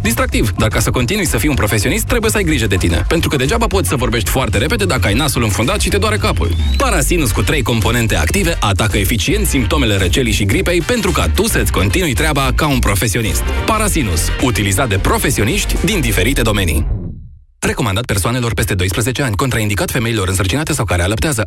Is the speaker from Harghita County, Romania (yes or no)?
yes; Toplița, Harghita County, Romania; also born or lived in Cluj; now in Canada; sunt din Toplița